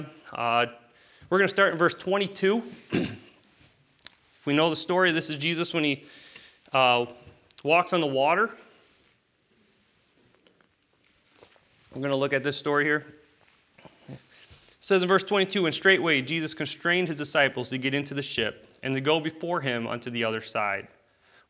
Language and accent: English; United States; I'm American.